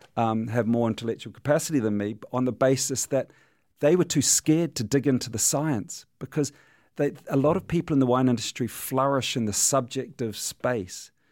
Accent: New Zealand; I'm a New Zealander

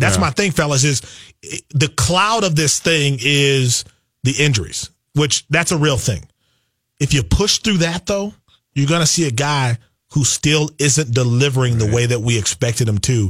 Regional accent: Milwaukee, Wisconsin, United States; I grew up in Milwaukee.

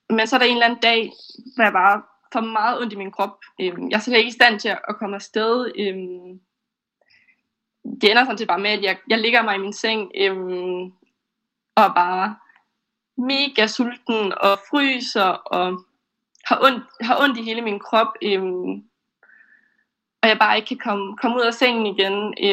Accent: Esbjerg, Southern Denmark, Denmark; now in Aarhus, Denmark; Øhm, og min familie hjemme i Esbjerg, som jeg var flyttet fra.

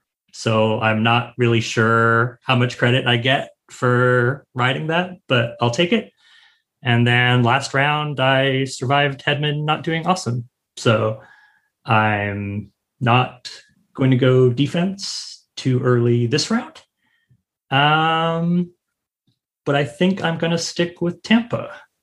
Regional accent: Richmond, British Columbia, Canada; now in Seattle, United States; So I'm from Richmond, British Columbia. So I'm a Canucks fan, but I'm living down in Seattle right now.

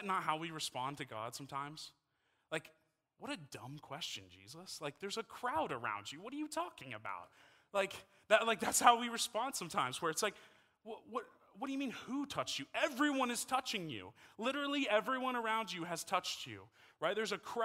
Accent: Texas, United States; moved away as an adult; now in Utah, United States; I'm from Texas. I've lived in Texas my entire life.

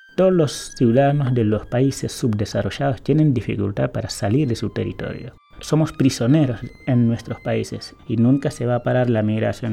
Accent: Senegal; moved away as an adult; now in Argentina; Dejé mi familia, una carrera universitaria, eh, amigos, dejé un montón de cosas atrás

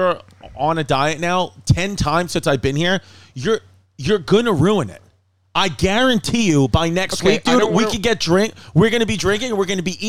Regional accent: Queens, New York, United States; also born or lived in Staten Island; I grew up and went to all high schools in Queens, could arguably say I have a lot of friends on Staten Island, half my life I spent on Staten Island because my dad lived in New Dorp.

